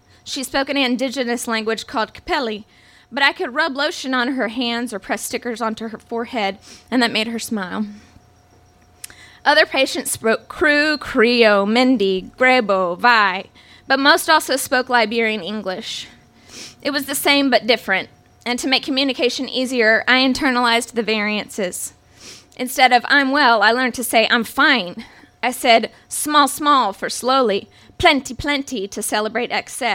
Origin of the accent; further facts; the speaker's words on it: the Bible Belt, United States; I was raised Catholic in the Bible Belt